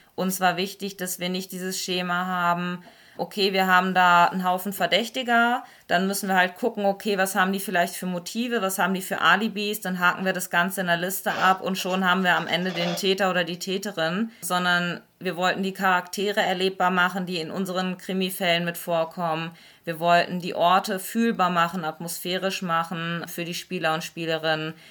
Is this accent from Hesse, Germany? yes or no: no; Lower Saxony, Germany; now in Stuttgart, Germany; Ich komme tatsächlich ursprünglich ganz aus dem Norden, aus Niedersachsen